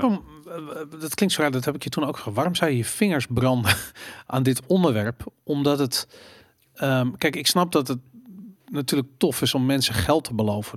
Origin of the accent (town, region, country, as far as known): Netherlands